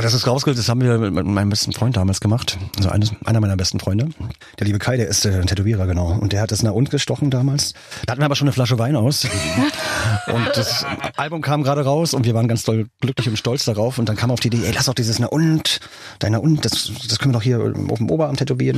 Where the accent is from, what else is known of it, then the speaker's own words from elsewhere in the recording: Berlin, Germany; Berlin war natürlich klar, meine Heimatstadt